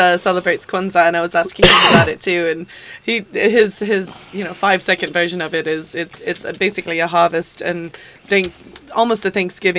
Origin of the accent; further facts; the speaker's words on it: Scotland, United Kingdom; moved away; I'm not Irish. I'm actually Scottish.